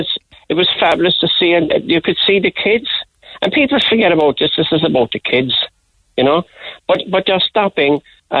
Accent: Ireland; And yet, we're Irish dancing, our Irish culture.

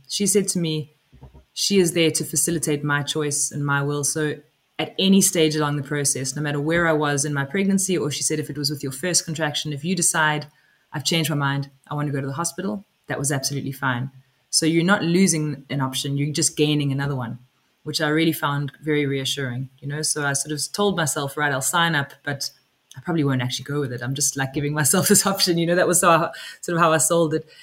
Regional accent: South Africa; now in West Cork, Ireland; I am originally from South Africa. I live in West Cork now. I've lived in Ireland for about 15 years

